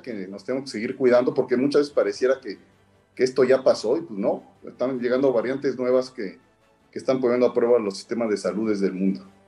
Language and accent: Spanish; Mexico City, Mexico; yo soy este, capitalino.